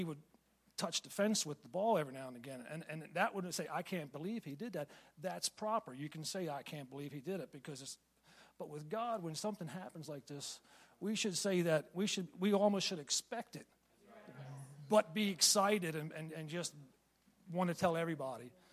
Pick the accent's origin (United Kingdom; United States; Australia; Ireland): United States; Pennsylvania; moved away; I'm from Pennsylvania originally